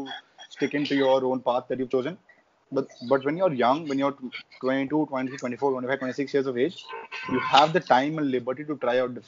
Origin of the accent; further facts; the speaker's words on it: India; as Indian kids, we all play cricket from our childhood days